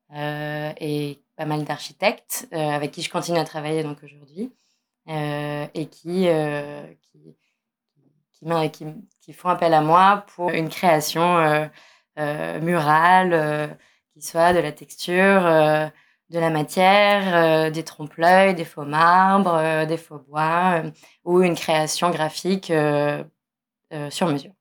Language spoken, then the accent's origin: French; Nice, Provence-Alpes-Côte d'Azur, France; j'ai grandi à Nice